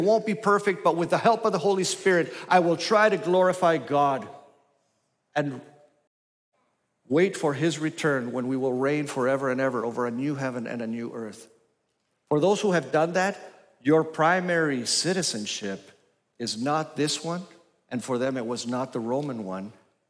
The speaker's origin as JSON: {"language": "English", "country": "Argentina", "tie": "born or raised there", "also_born_or_lived": "Grand Rapids, Michigan, United States", "lives_now": "United States", "said": "I was born in Grand Rapids, Michigan. When I was one, we left for Costa Rica and then Argentina. And I was for 13 years in the Patagonia and in Buenos Aires."}